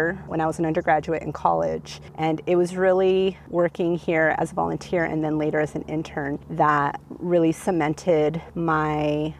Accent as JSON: {"language": "English", "area": "Los Angeles County", "region": "California", "country": "United States", "tie": "born or raised there", "said": "I grew up in Los Angeles County, I'm born and raised in California"}